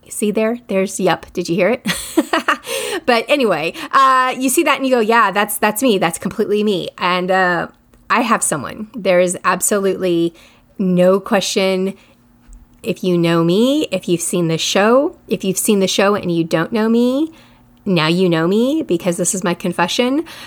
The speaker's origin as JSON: {"language": "English", "country": "United States", "said": "I'm American."}